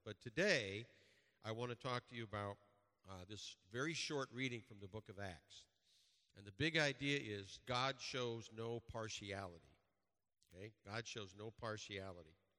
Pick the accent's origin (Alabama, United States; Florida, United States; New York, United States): New York, United States; Western; growing up in Western New York in a Roman Catholic church